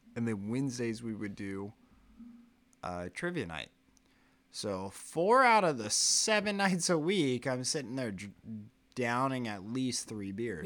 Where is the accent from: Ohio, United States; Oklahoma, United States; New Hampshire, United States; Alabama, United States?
Oklahoma, United States; I always say American or I'm from Oklahoma